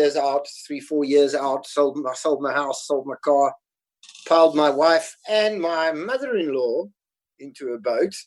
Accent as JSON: {"language": "English", "country": "South Africa", "tie": "born or raised there", "also_born_or_lived": "Scotland", "accent": "South African", "moved": "as an adult", "lives_now": "Spain", "said": "I'm South African. Well, I grew up in South Africa, so I have a South African accent. So I was actually born in Scotland. But I live in Spain now"}